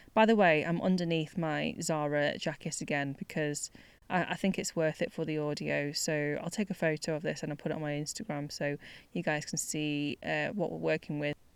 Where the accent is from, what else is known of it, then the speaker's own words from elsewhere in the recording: United Kingdom; life as a British born Chinese person